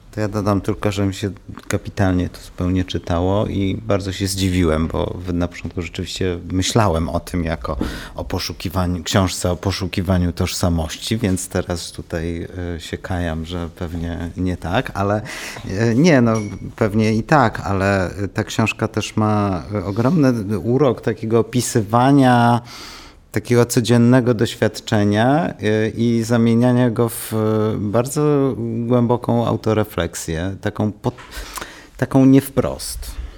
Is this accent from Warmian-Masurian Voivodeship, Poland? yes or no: yes; Olsztyn, Warmian-Masurian Voivodeship, Poland; jestem z e, Warmii